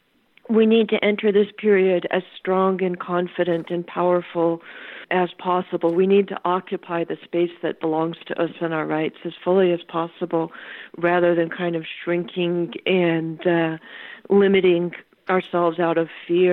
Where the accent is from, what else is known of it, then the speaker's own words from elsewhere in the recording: California, United States; I'm a Californian